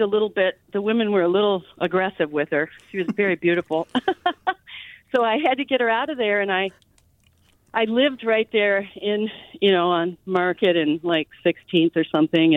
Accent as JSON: {"language": "English", "region": "Michigan", "country": "United States", "tie": "born or raised there", "also_born_or_lived": "San Francisco, California", "moved": "as an adult", "lives_now": "San Anselmo, United States", "said": "I grew up in Michigan and had to move to California in San, seventy-nine to come out"}